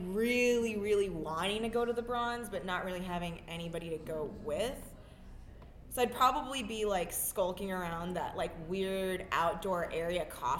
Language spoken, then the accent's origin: English; Torrance, California, United States; I grew up in Torrance.